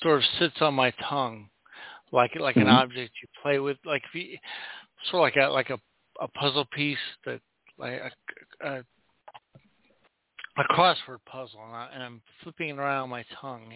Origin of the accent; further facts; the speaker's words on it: Southern California, United States; also born or lived in Oregon; I grew up in Southern California, but every summer, the whole summer, I would go up to Oregon and stay with my grandparents